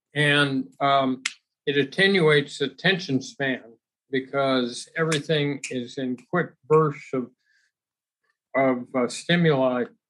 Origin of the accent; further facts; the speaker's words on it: Los Angeles, California, United States; growing up in Los Angeles